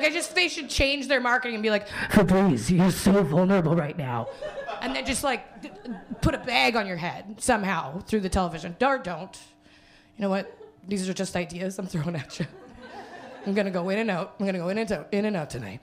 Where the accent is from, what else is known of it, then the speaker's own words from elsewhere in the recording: Winnipeg, Manitoba, Canada; now in Toronto, Canada; I'm from Winnipeg